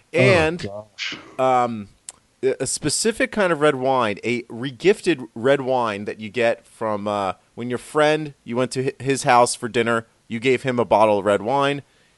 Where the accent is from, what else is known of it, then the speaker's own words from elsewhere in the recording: Maryland, United States; I'm from Maryland.